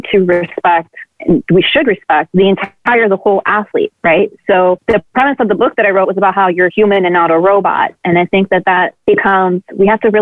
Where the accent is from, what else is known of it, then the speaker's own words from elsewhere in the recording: Miami, Florida, United States; I am apparently one of the few born and raised in Miami who still live here